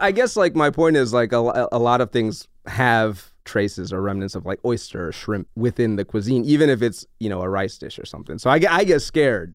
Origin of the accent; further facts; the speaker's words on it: New Orleans, Louisiana, United States; I grew up in New Orleans